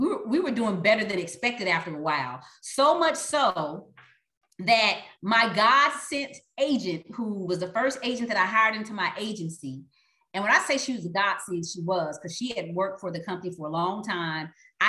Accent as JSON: {"language": "English", "region": "Texas", "country": "United States", "said": "you know, it's kind of like I am from Texas. So I'll say, you got to go home, you got to go big."}